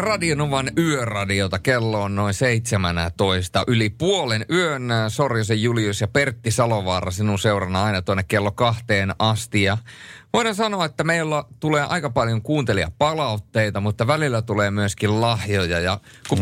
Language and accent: Finnish; Turku, Southwest Finland, Finland; kahdeskymmenesensimmäinen viidettä tuhatyhdeksänsataakahdeksankymmentäyhdeksän olen syntynyt Turussa